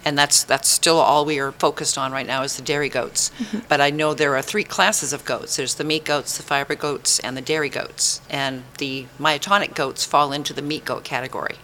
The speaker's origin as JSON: {"language": "English", "region": "Maine", "country": "United States", "tie": "born or raised there", "moved": "yes", "lives_now": "Tennessee, United States", "said": "Up in Maine, I was born and raised in Maine"}